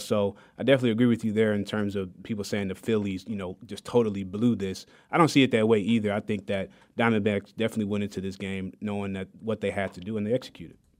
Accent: Detroit, Michigan, United States; now in Wichita, United States; I'm born and raised in Detroit, Michigan

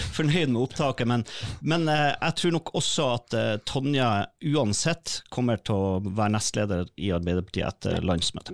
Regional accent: Northern Norway, Norway; jeg kommer jo fra Nord-Norge

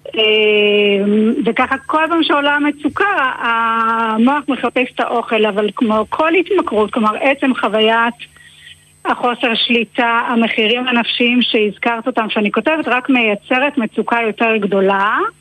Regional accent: Israel; אני קיבוצניקית במקורי, חזרתי לקיבוץ

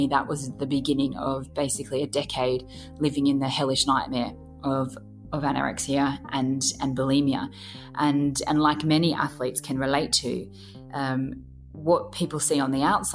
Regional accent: Grafton, New South Wales, Australia; born or raised there

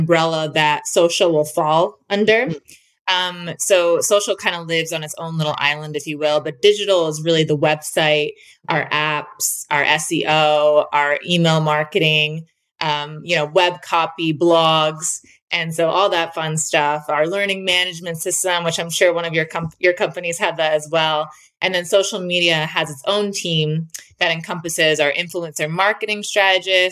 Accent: New Jersey, United States; moved away as an adult; also born or lived in Florida; now in Utah, United States; I'm originally from New Jersey, and then I went to college in Florida, and then I moved to Utah about 8 years ago

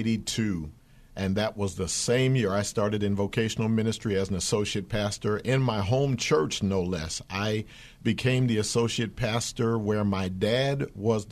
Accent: Philadelphia, Pennsylvania, United States; That was my hometown.

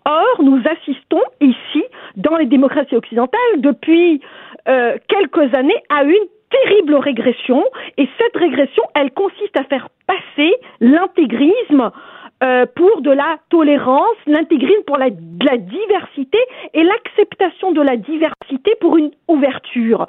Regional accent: Algeria; now in Quebec, Canada; je viens moi-même d'Algérie

